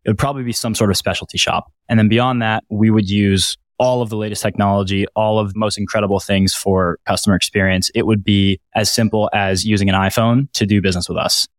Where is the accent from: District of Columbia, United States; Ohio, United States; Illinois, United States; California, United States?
District of Columbia, United States; Washington; my hometown in the Washington, D C area